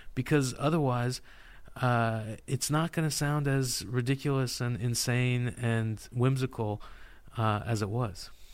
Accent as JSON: {"language": "English", "region": "California", "country": "United States", "said": "I'm from California"}